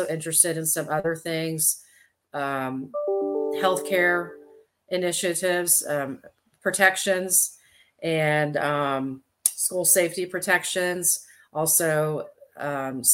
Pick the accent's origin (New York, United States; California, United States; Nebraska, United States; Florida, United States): Florida, United States; Indian River County; now in Wake County, North Carolina, United States; Indian River County, Florida, which is actually my home county. I was born down there in Indian River County